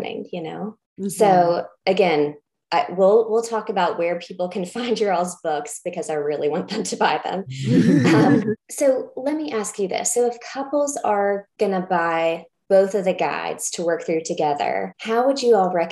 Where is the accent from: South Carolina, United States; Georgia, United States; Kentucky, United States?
Kentucky, United States; someone who grew up in the evangelical South, I'm from Kentucky. So right in the Bible Belt